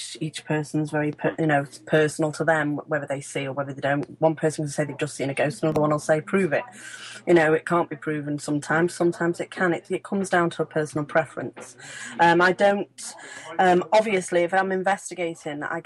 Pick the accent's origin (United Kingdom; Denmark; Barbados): United Kingdom; Ellesmere Port, North West England; I'm from Cheshire